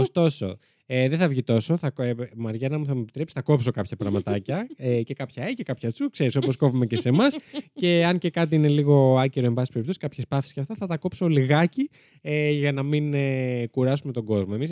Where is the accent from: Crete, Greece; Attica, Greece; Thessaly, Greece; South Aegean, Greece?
Attica, Greece; Koropi; Έχω να σα πω ότι όταν ήμουν μικρή, έμενα στο Κοροπή, στο Σέσι και εκεί σε μια μικρή εκκλησία, στον Άγιο Αντρέα, ήταν ένα πτώμα